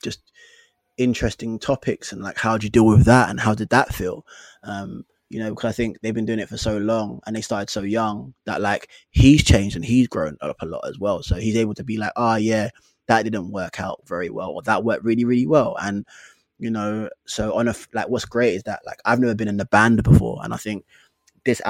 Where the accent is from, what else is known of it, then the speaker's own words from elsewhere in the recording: London, United Kingdom; we're from London. We're from different parts of London